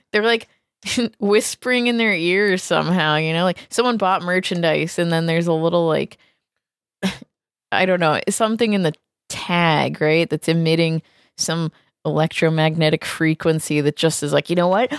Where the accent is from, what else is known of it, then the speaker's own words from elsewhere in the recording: New England, United States; I'm from New England.